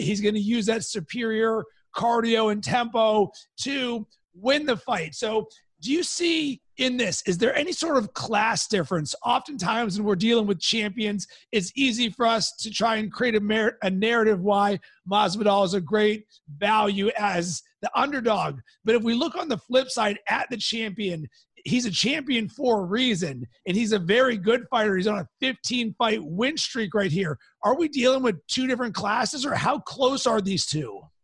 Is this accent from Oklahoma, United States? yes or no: no; Pittsburgh, Pennsylvania, United States; moved away; also born or lived in Cincinnati; I am from Pittsburgh